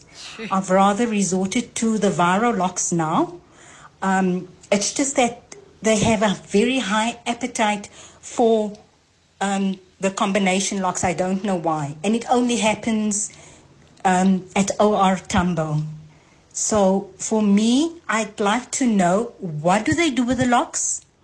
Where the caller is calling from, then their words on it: Robertsham, Gauteng, South Africa; I'm from Robertsham.